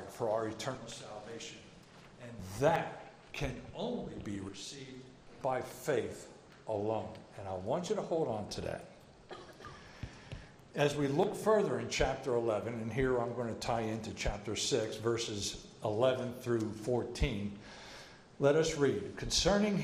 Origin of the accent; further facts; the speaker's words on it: New Jersey, United States; also born or lived in Edinburgh, Scotland; I'm from New Jersey